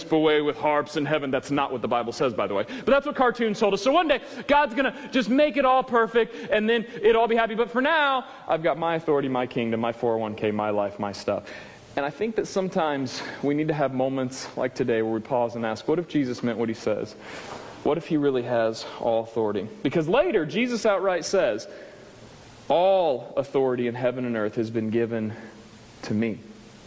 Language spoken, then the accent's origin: English; Springfield, Missouri, United States; moved away; I'm from Springfield? We don't come up north